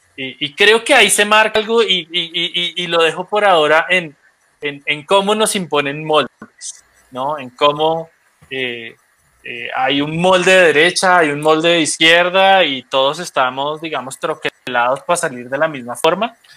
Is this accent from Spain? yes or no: no; Colombia; desde que salimos de Colombia